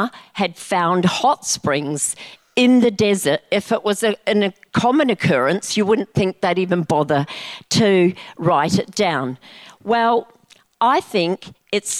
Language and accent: English; New Zealand; I grew up in New Zealand